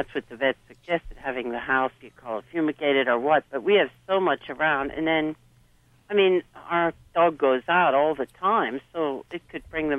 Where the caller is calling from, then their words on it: Pennsylvania, United States; Pennsylvania. Eastern